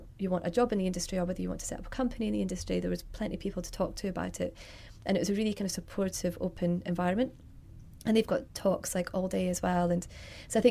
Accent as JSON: {"language": "English", "region": "Scotland", "country": "United Kingdom", "also_born_or_lived": "London", "moved": "as an adult", "said": "I'm from Scotland originally. Then I moved down to London in 2005"}